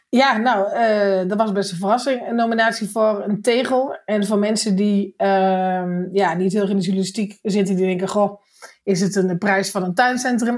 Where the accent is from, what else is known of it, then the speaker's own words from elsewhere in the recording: Netherlands; ik kom uit Nederland